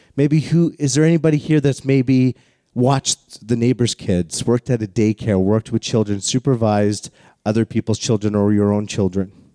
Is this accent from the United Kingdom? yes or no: no; Calgary, Alberta, Canada; I grew up in Calgary, the home of the greatest outdoor show on earth called the Calgary Stampede